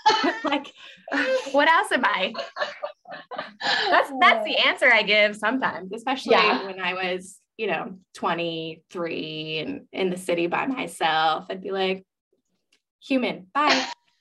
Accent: United States; I am third generation born in America. My parents are from Texas. My grandparents and my dad's side are from Texas. My mom's parents are from Mexico.

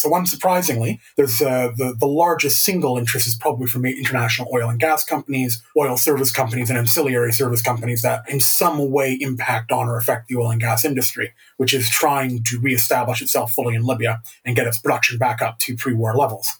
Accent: Canada; as a Canadian

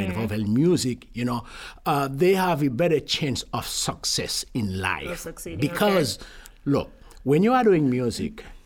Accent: Haiti; moved away as an adult; now in United States; born and raised in Acoja, Haiti.

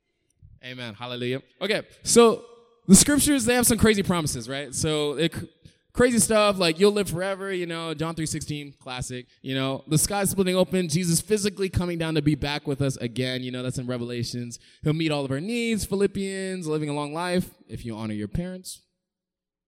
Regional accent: Raleigh, North Carolina, United States; moved away; I'm from North Carolina originally

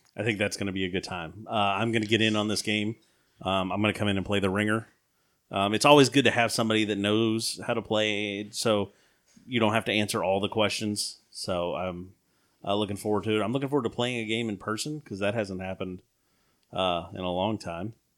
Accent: the South, United States; we grew up in the South

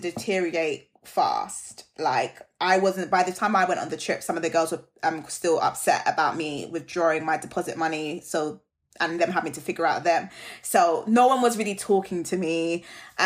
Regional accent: Jamaica; I'm Jamaican

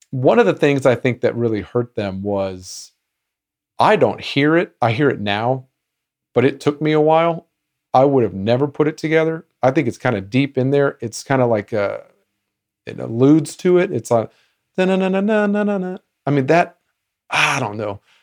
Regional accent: United States

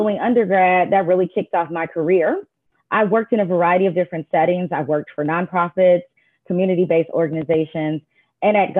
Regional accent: Indianapolis, Indiana, United States; I am a Midwesterner. I'm originally from Indianapolis, Indiana

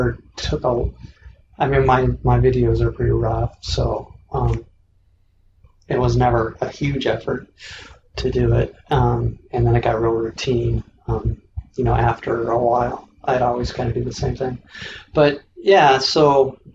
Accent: Washington, United States; I grew up in Washington State

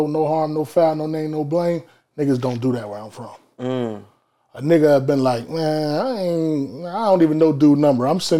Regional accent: Philadelphia, Pennsylvania, United States; I'm from Philly.

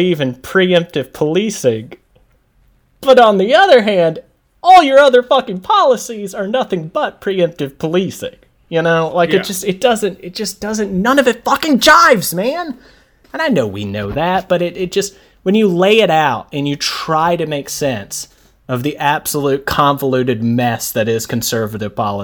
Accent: United States; I, as an American

